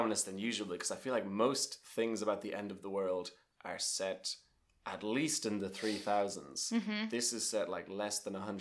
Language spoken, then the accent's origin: English; Ireland; the house I grew up in Port Leash, we were the first family to live in that house